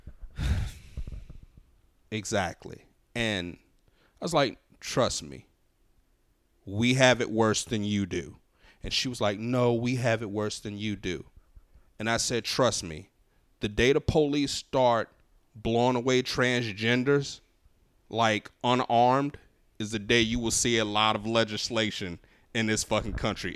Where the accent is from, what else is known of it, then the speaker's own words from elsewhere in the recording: New Orleans, Louisiana, United States; moved away as an adult; now in Los Angeles, United States; me growing up in New Orleans